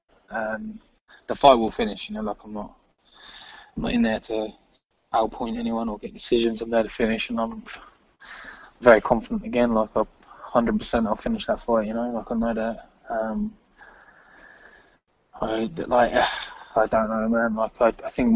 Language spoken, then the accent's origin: English; England, United Kingdom; obviously I'm English